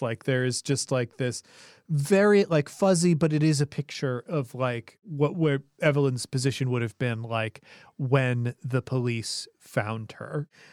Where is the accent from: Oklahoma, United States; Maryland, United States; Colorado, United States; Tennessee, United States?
Colorado, United States; my home state of Colorado